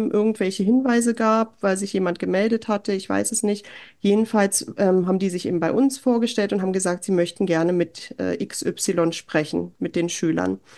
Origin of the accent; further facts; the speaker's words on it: Germany; moved away as an adult; now in Norway; für mich als Deutsche